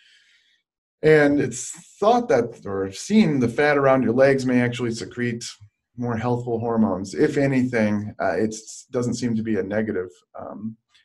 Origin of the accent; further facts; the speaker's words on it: Michigan, United States; now in San Diego, United States; I'm from Michigan